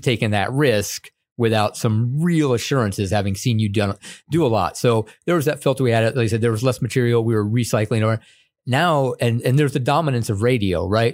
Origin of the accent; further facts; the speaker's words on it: upstate New York, United States; I grew up upstate New York, and it partially being because my dad was in the military too